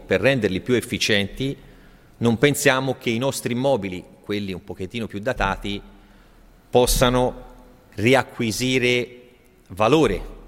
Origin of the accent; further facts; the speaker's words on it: Italy; siamo cresciuti in Italia